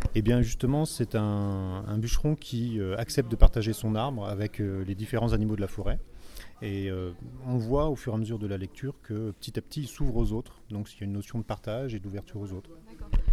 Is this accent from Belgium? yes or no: no; Azay-le-Rideau, Centre-Val de Loire, France; je suis d'Azel Rideau